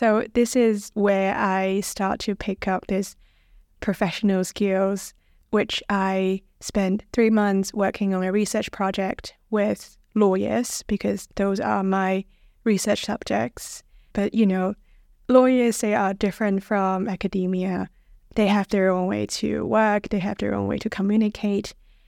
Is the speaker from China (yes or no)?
yes; China; now in United Kingdom; currently, I'm studying in mental health and well-being, a postgraduate program here, and I come from China.